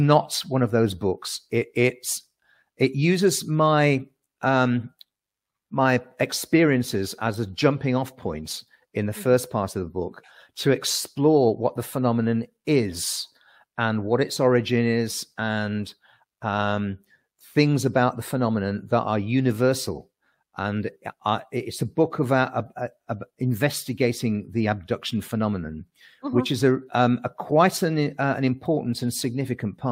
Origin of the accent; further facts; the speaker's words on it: United Kingdom; accent: British; also born or lived in Surrey; my British accent